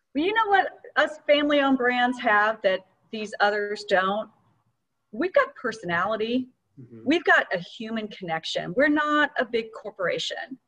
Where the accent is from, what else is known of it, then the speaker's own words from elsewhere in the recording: Atlanta, Georgia, United States; which is in my hometown